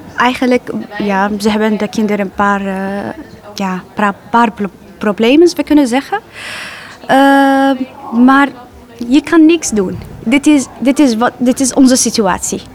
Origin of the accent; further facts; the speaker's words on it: Aleppo, Aleppo Governorate, Syria; Dutch is a second language; moved away as an adult; now in Netherlands; Eh, ik kom uit Syrië, eh, Aleppo. Eh, dit is mijn stad.